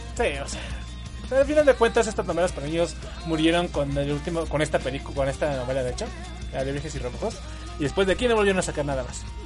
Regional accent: Mexico; Porque somos mexicanos

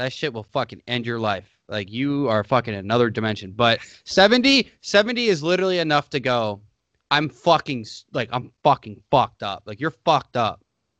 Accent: United States

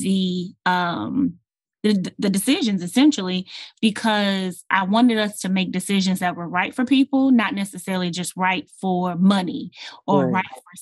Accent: Houston, Texas, United States; I was born and raised in Houston, Texas, and I love this city.

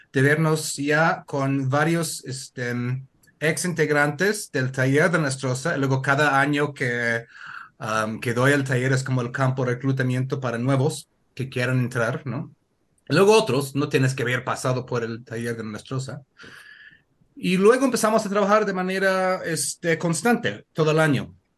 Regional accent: Connecticut, United States; Spanish is a second language; now in Oaxaca, Mexico; yo soy de Estados Unidos, del estado de Connecticut

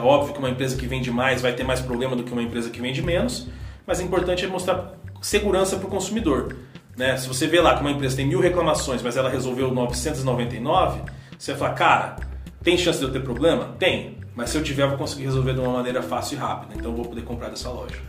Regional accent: Campo Grande, Mato Grosso do Sul, Brazil; moved away as an adult; now in São Paulo, Brazil; eu sou de Campo Grande

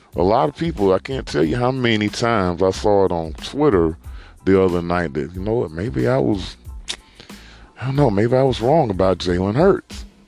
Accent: Birmingham, Alabama, United States; I'm from Birmingham, Alabama, so you know, right here in the middle of SEC country

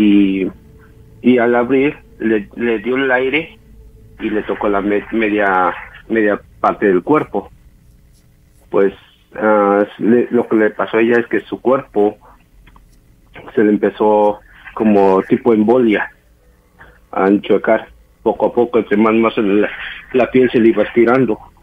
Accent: Oaxaca, Mexico; also born or lived in Mexico City; yo soy nacido en la Ciudad de México, pero criado en Oaxaca, yo pues digo que soy de Oaxaca.

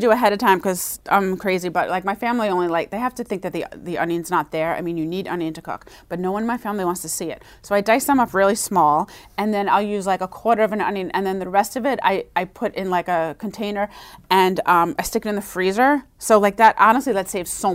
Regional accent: Long Island, New York, United States; I come from Long Island, everything is 20 minutes away from anywhere else

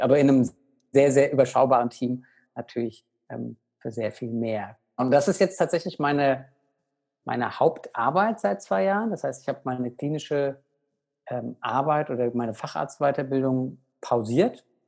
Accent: Aschaffenburg, Bavaria, Germany; ich bin aktuell zu Hause in Aschaffenburg, in meiner alten Heimat, in der Nähe von Frankfurt.

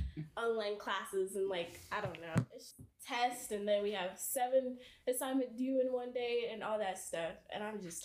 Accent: Nigeria; I'm from Nigeria

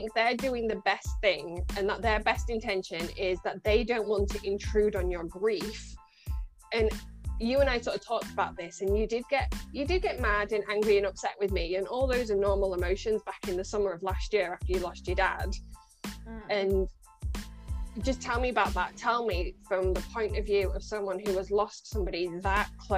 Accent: Scunthorpe, Yorkshire and the Humber, United Kingdom; moved away as an adult; now in Birmingham, United Kingdom; you bring me back to good old Scunny. My accent will get stronger the more I talk

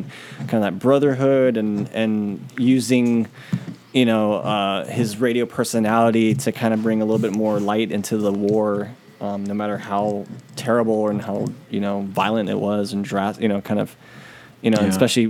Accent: San Francisco, California, United States; the city we're from, North Beach.

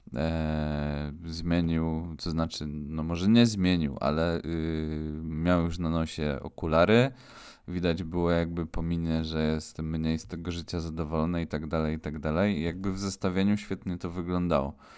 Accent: Silesian Voivodeship, Poland; my jesteśmy chłopaki ze Śląska

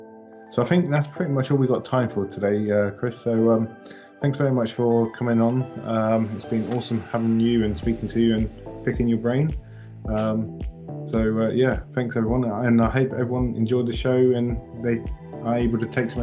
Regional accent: England, United Kingdom; being English

